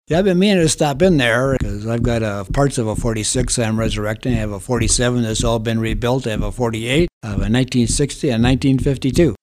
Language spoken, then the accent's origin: English; Holland, Michigan, United States; moved away as an adult; now in San Luis Valley, United States; I'm originally from Michigan. Grew up in Holland, Michigan.